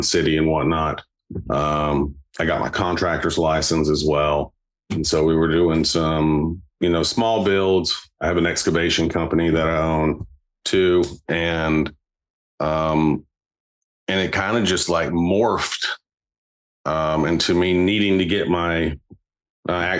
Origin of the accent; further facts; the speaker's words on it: Lynchburg, Tennessee, United States; I went back home to my hometown in Lynchburg